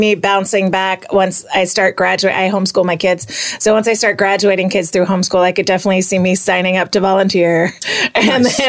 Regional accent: Florida, United States; also born or lived in Long Island, New York; So, I grew up in Florida

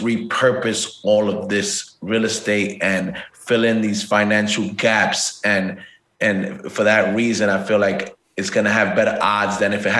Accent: New York City, New York, United States; I'm first generation Dominican, so you know I grew up in the Harlem, Washington Heights area, which is it's little Dominican Republic.

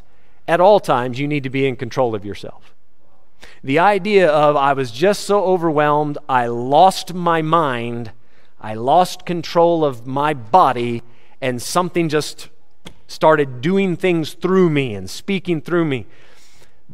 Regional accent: United States; now in South Africa; I'm an American in South Africa

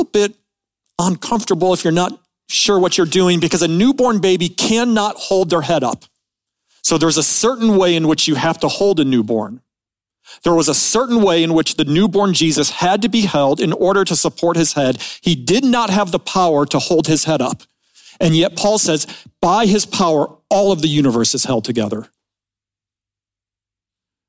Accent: Midwest, United States; I was born in the Midwest

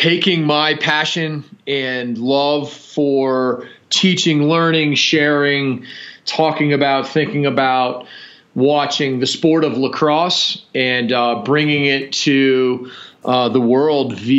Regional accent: Providence, Rhode Island, United States; moved away as an adult; now in Colorado, United States; I grew up in Providence, Rhode Island. Actually, I live in Colorado now, but I grew up in Providence, Rhode Island

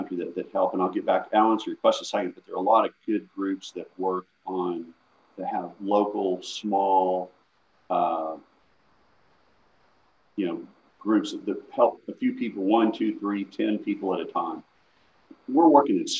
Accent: Northwest Arkansas, United States; moved away; I grew up in Northwest Arkansas.

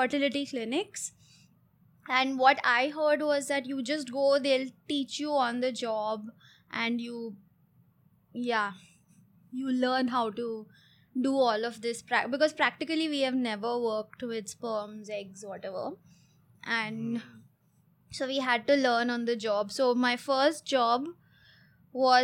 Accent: Mumbai, Maharashtra, India; moved away as an adult; also born or lived in Coorg; now in Hyderabad, India; I was born in Coorg. And I was raised in Bombay. And I moved to Hyderabad 3.5 years ago

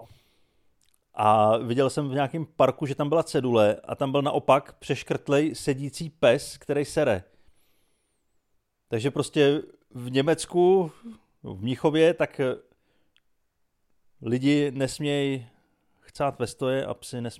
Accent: Czechia; když jsem z Čech, no.

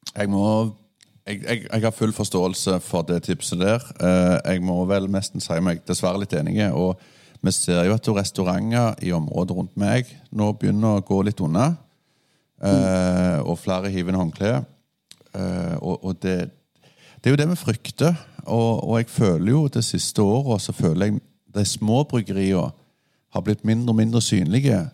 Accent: Rogaland, Norway; jeg er fra Rogaland, fylket med de positivitetene

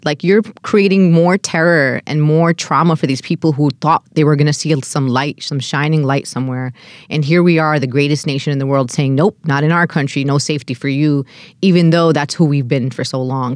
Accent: New York City, New York, United States; As an American born and raised in Brooklyn

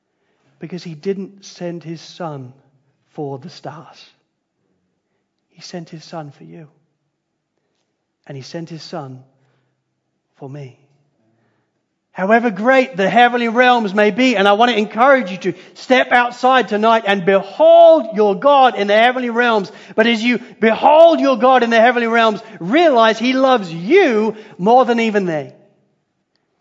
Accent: Spalding, East Midlands, United Kingdom; moved away; I grew up in Spalding in Lincolnshire in England.

